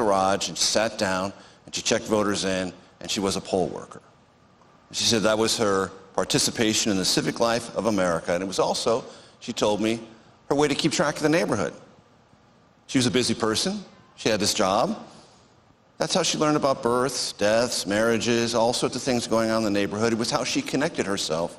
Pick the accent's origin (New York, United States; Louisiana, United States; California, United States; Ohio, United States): California, United States; San Diego; I grew up in San Diego, California